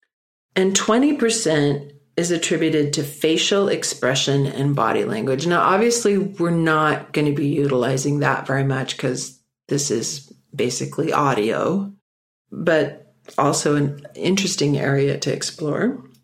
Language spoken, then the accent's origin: English; Minneapolis, Minnesota, United States; also born or lived in Stockholm, Sweden; I was born in Stockholm, Sweden, and I lived there until I was 5 and obviously learned to speak Swedish. Then my parents gathered me up and we emigrated to the United States. And our first stop was Minneapolis, Minnesota